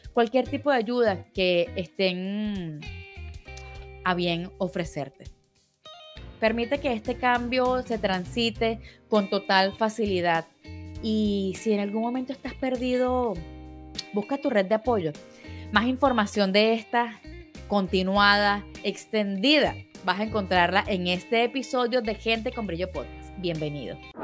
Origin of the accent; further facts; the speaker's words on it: Venezuela; como venezolanos